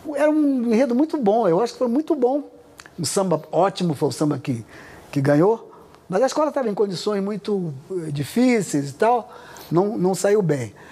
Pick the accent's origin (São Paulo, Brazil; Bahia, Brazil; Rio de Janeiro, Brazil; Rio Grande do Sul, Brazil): Rio de Janeiro, Brazil; eu nasci no Irajá, subúrbio rural na época que eu que eu nasci, é, até 26 anos de idade morei no Irajá